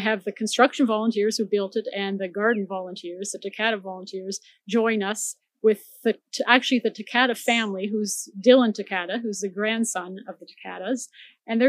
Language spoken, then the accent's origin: English; Nova Scotia, Canada; now in Victoria, Canada; I grew up in the Maritimes. I grew up in Nova Scotia